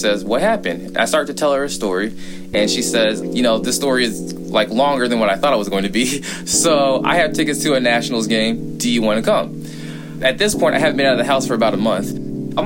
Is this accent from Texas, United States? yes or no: yes; Fort Worth, Texas, United States; I'm a Texan from Fort Worth